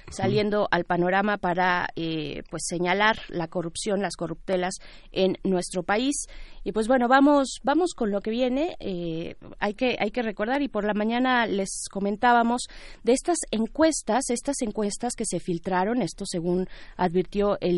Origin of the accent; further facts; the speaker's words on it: Mexico; nos plantea a nosotros mismos como mexicanos un, un reto importante